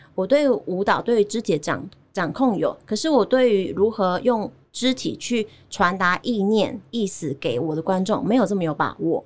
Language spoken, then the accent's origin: Chinese; Chiayi, Taiwan; accent: Taiwanese; moved away as an adult; also born or lived in Kaohsiung / United States; 我有舞蹈跟戏剧的背景，就是嗯，呃，我是嘉义土生土长，然后我是高中的时候念嘉义舞蹈舞蹈，诶，嘉义女中的舞蹈班嗯。那大学的时候在中山大学的剧场艺术学系当表演者